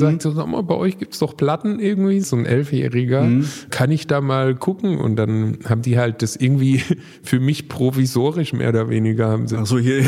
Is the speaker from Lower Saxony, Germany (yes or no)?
no; Baden-Württemberg, Germany